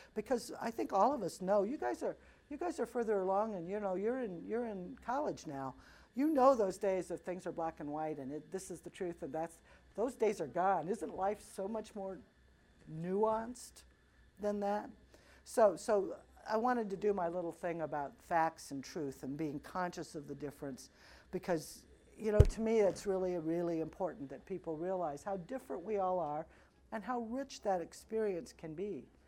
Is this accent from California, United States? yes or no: no; Missouri, United States; moved away as an adult; now in Chicago, United States; I am from Missouri, a little town in very rural Missouri